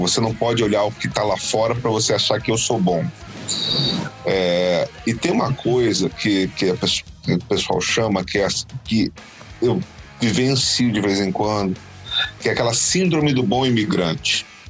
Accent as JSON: {"language": "Portuguese", "country": "Brazil", "said": "nós, enquanto brasileiros"}